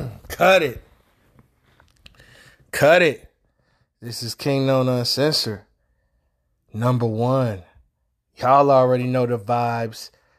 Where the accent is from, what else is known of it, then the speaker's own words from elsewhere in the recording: Detroit, Michigan, United States; as a resident of Detroit, Michigan, nigga, West Side, 8 Mile